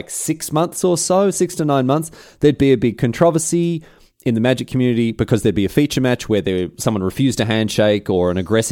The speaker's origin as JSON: {"language": "English", "town": "Melbourne", "region": "Victoria", "country": "Australia", "said": "obviously I'm from Melbourne, so they'd be able to tell a slight difference in the Adelaide Melbourne accent."}